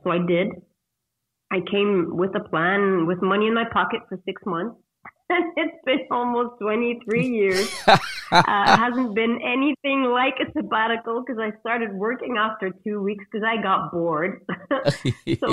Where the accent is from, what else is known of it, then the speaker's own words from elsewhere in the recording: Ghent, Flanders, Belgium; moved away as an adult; now in Cancun, Mexico; moving back to Ghent in Belgium, my hometown